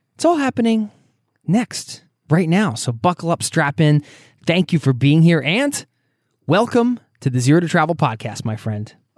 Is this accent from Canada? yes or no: no; outside of Philadelphia, Pennsylvania, United States; moved away as an adult; now in Norway; I grew up outside of Philadelphia